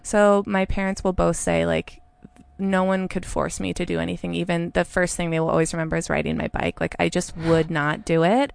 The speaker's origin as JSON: {"language": "English", "town": "Santa Rosa", "region": "California", "country": "United States", "tie": "born or raised there", "also_born_or_lived": "Alameda, California / San Francisco, California", "moved": "as an adult", "lives_now": "Portland, United States", "said": "I was born in Alameda, but I grew up in Santa Rosa"}